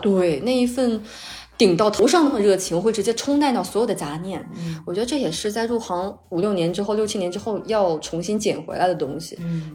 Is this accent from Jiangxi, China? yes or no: yes; Jiangxi, China; 我是江西人